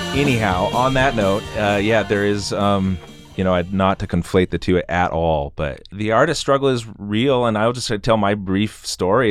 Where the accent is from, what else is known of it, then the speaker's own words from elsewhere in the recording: Boise, Idaho, United States; I grew up in West Boise